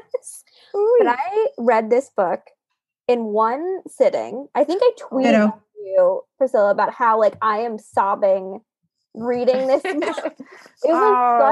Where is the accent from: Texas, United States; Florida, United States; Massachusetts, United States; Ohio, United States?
Florida, United States; North; moved away as an adult; also born or lived in Fort Lauderdale, Florida; I was born in Fort Lauderdale, then my family moved to North Florida